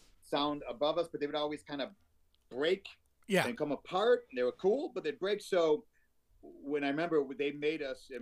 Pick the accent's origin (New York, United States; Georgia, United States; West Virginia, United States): New York, United States; Syracuse; I'm from Syracuse